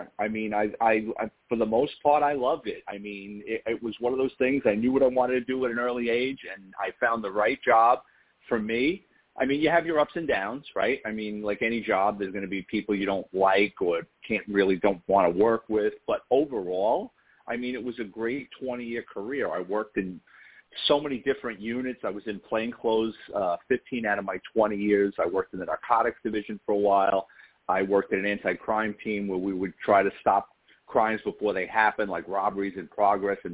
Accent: New York City, New York, United States; born or raised there; accent: New York

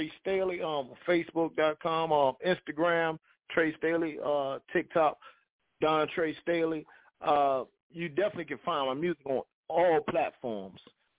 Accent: Springfield, South Carolina, United States; now in Orangeburg, United States; I'm originally from Springfield, South Carolina, but I reside in Orangeburg.

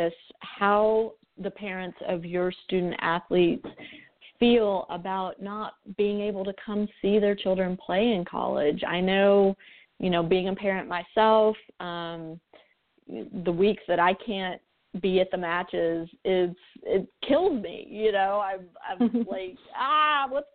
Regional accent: United States; we American parents

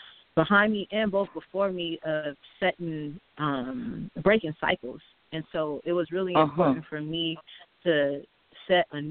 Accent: Seattle, Washington, United States; I grew up in Seattle, Washington

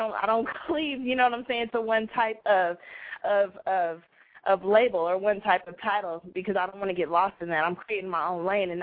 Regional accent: Bay Area, California, United States; I'm originally from the Bay Area

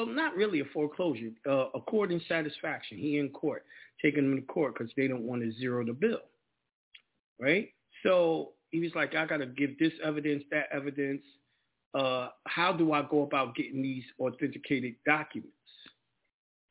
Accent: New York, United States; moved away; I'm definitely coming back to New York and the whole nine, my home state

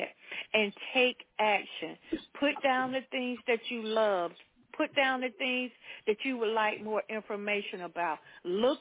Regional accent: the South, United States; I grew up in the South

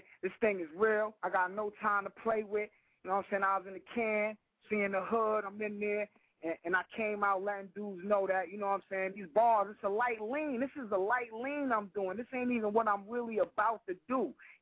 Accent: New York, United States; I'm from Left Rack City, man. 99th Street

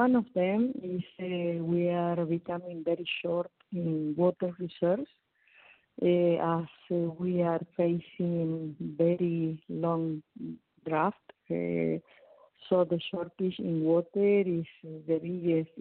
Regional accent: Mendoza, Argentina; also born or lived in Cafayate, Salta; I was born in Mendoza.

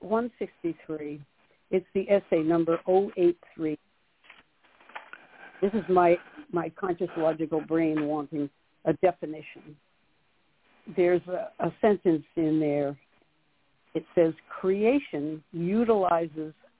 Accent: Connecticut, United States; my hometown in Connecticut

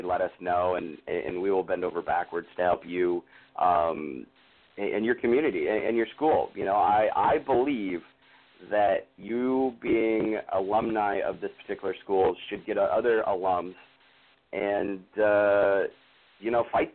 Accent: North Dakota, United States; I was born and raised in North Dakota

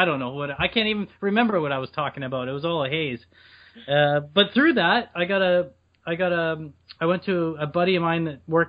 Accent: Canada; I'm a Canadian actor.

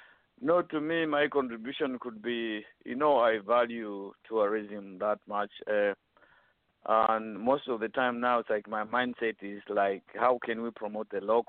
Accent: Zambia; moved away; while we are away from Zambia? So I'm advocating for, if as diasporan

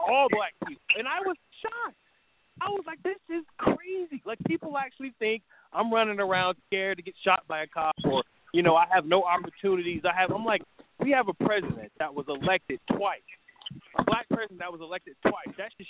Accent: New York City, New York, United States; I'm from New York, I'm from Brooklyn

